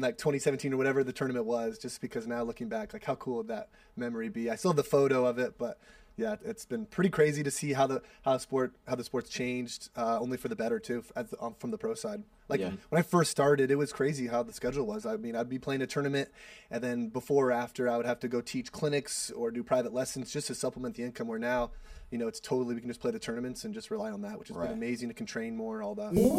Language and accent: English; Seattle, Washington, United States; I'm from Seattle, so my whole family, a lot of my college friends are there